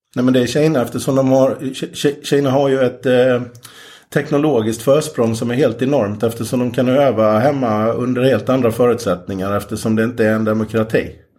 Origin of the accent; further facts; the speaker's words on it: Jönköping, Jönköping County, Sweden; Jag är från Jönköping i Småland